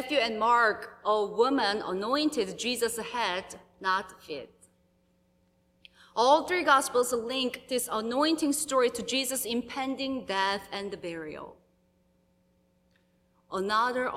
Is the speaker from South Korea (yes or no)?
yes; South Korea; moved away as an adult; now in United States; it's been over 3 years since I visited my home country, South Korea